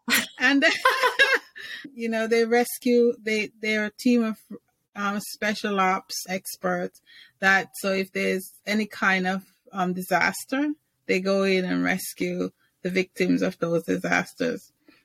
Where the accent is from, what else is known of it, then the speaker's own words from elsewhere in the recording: England, United Kingdom; I grew up in England, so I'm used to funny guys.